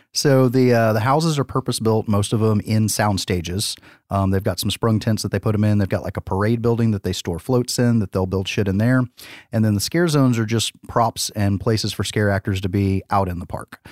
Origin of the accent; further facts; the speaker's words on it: the South, United States; we're from the South